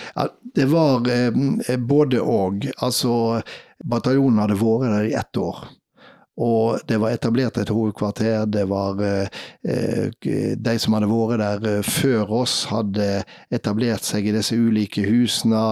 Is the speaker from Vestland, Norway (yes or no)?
yes; Vaksdal, Vestland, Norway; jeg var redaktør for ei lokalavis i heimkommunen min, Vaksdal